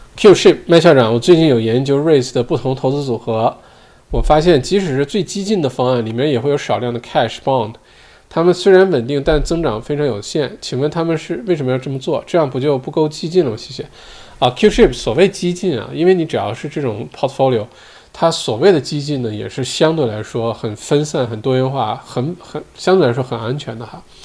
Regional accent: Heilongjiang, China; now in Australia; 我都不记得上一次回黑龙江是什么时候了，有没有十年了

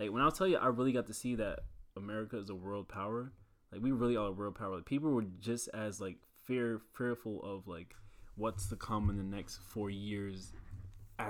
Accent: United States; I'm American

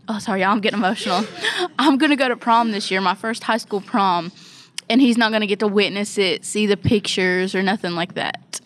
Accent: Ohio, United States; now in West Virginia, United States; I'm not even originally from West Virginia. I'm from Ohio

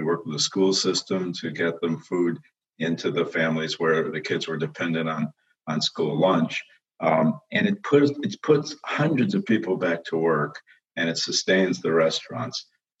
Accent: Chicago, Illinois, United States; now in Newark, United States; I grew up in Chicago.

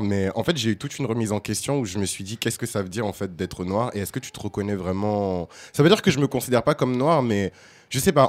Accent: France; Moi, je suis noir, tu vois, j'ai grandi en France.

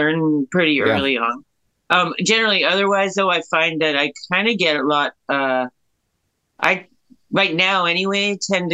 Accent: Kitchener, Ontario, Canada; I grew up in Kitchener

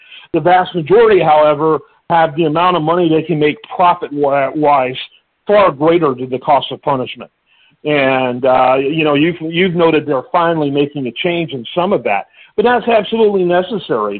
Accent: Detroit, Michigan, United States; I grew up in Michigan, which went back when I grew up in Michigan in the Detroit area

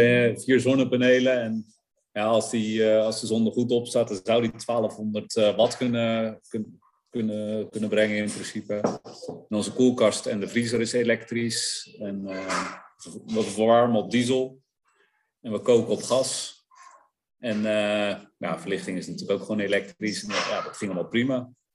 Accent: Netherlands; als Nederlander

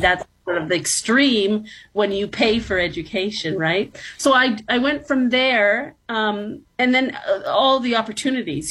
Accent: Toronto, Ontario, Canada; also born or lived in New York City; So I was born in New York City, actually. So I'm American born, but I was raised since I was very young in the city of Toronto

